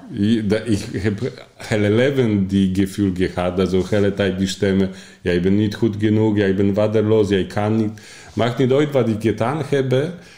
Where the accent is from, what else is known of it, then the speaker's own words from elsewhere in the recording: Poland; Dutch is a second language; moved away as an adult; also born or lived in Austria / Germany / Italy; now in Netherlands; Ik kom oorspronkelijk uit Polen maar toen ik 18 was, ben ik ben ik vertrokken naar andere ander land.